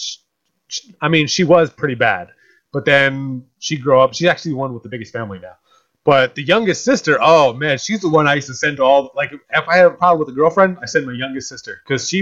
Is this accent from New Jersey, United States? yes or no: yes; Atlantic City, New Jersey, United States; that's about my hometown. It's about my hometown